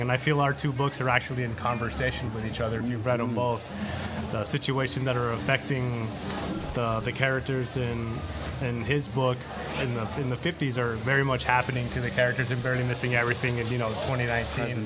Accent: El Paso, Texas, United States; now in Tucson, United States; I'm originally from El Paso, Texas. I was born and raised there

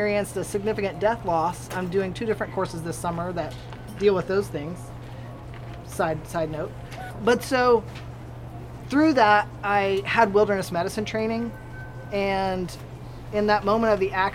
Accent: Hixson, Tennessee, United States; now in Tucson, United States; I grew up in Tennessee in the southeast corner in a place called Hickson

